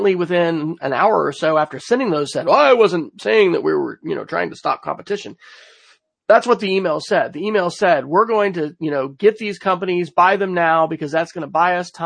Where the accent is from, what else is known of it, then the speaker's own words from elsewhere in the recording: Oklahoma, United States; in my home state of Oklahoma, where, you know, we're kind of the rabid conservative state here